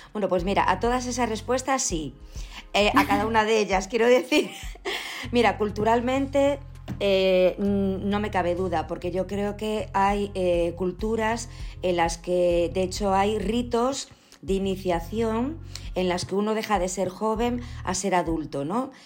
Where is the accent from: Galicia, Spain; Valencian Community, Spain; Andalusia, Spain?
Galicia, Spain; Ourense; also born or lived in Pontevedra province; yo soy gallega que eso no, lo dije, me parece antes, perdonad. Yo nací en Ourense